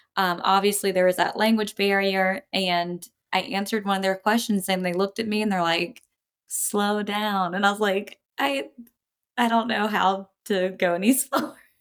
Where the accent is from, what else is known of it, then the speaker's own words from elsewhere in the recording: coast of North Carolina, United States; accent: Southern; in North Carolina, you'll have different regions, um, so I grew up on the coast, real, um, I guess you could say redneck